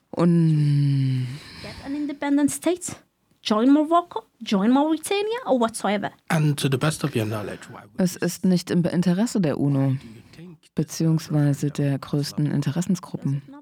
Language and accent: German; Western Sahara; moved away as an adult; Denn ich komme zwar aus der Westsahara, aber ich komme aus einem Land, in dem ich noch nie war. Die Westsahara, wie wir in den besetzten Gebieten oder im Flüchtlingslager leben, wo ich geboren und aufgewachsen bin, bis ich zum Studium kam